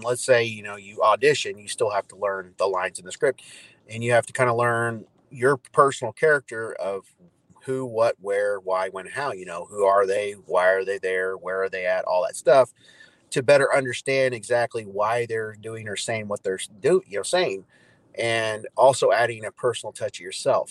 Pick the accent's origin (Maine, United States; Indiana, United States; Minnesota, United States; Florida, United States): Indiana, United States; Evansville; moved away as an adult; now in Norman, United States; I'm originally from Southern Indiana, actually Evansville